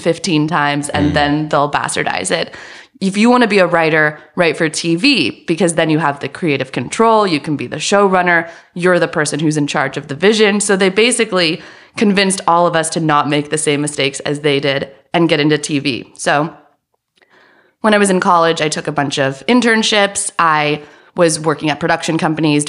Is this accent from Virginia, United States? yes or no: no; Walnut Creek, California, United States; I was born in the San Francisco Bay Area